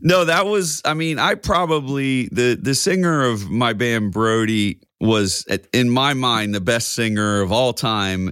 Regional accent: Coatesville, Pennsylvania, United States; also born or lived in Philadelphia, Pennsylvania; now in West Chester, United States; I'm from Coatesville, P

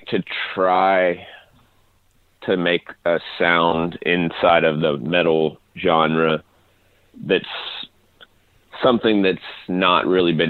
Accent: Nashville, Tennessee, United States; I'm from Nashville

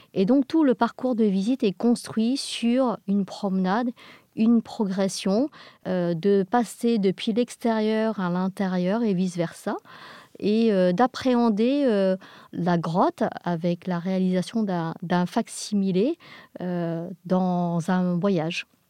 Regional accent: England, United Kingdom; nous sommes des Anglais

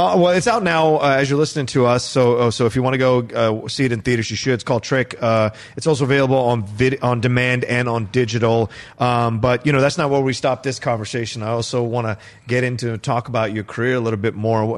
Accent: Virginia, United States; kid growing up in Virginia

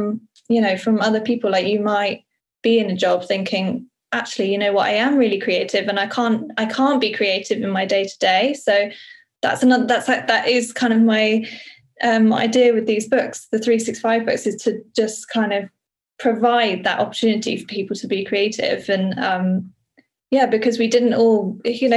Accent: Somerset, South West England, United Kingdom; moved away as an adult; also born or lived in London; where I grew up in Somerset

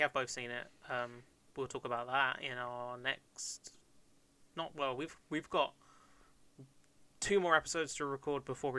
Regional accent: Kent, South East England, United Kingdom; accent: London; also born or lived in West Country; People used to tell me I have a London accent, and I'm like, well, I'm from Kent.

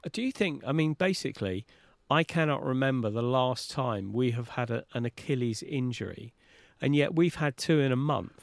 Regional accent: London, United Kingdom; as a Londoner

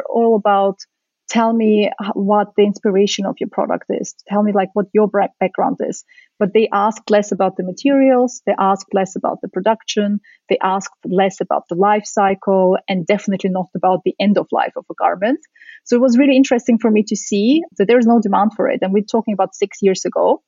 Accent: Vienna, Austria; also born or lived in Central Asia / Soviet Union; I'm originally from the Soviet Union. I was born in Central Asia, but I grew up in Austria in Vienna.

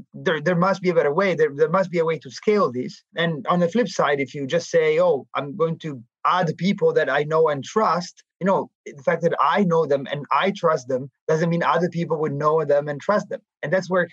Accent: Milan, Lombardy, Italy; moved away as an adult; also born or lived in New York; I was born and raised in Milan

